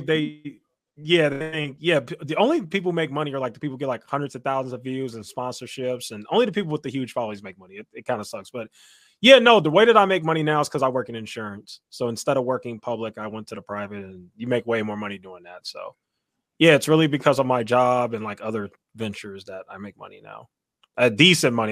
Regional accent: Chicago, Illinois, United States; Chicago. Born and raised in Chicago

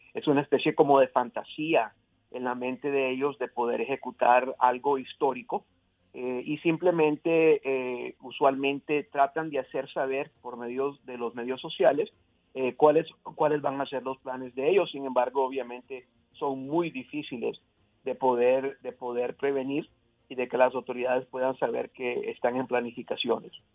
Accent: Miami, Florida, United States; moved away; yo crecí en Miami

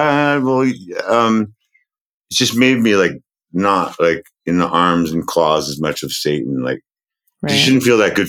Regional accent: North Shore, Massachusetts, United States; moved away as an adult; now in Brazil; I'm a lace curtain motherfucker anyway. I'm from the North Shore.

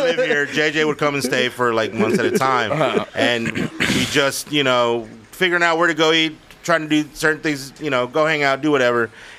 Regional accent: Fort Worth, Texas, United States; moved away as an adult; now in Eagle Pass, United States; I was born in Fort Worth

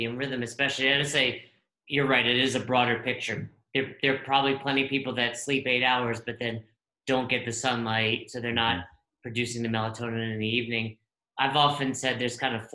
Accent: upstate New York, United States; I grew up in upstate New York

